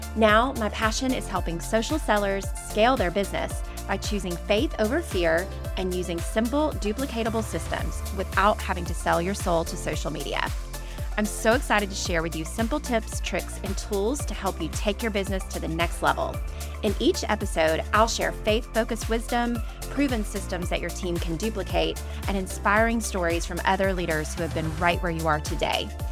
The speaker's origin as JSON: {"language": "English", "town": "Montgomery", "region": "Alabama", "country": "United States", "tie": "born or raised there", "also_born_or_lived": "Warner Robins, Georgia", "accent": "twang", "moved": "yes", "said": "I was actually originally born and raised in Montgomery, Alabama, but my family is from Fort Valley, Georgia."}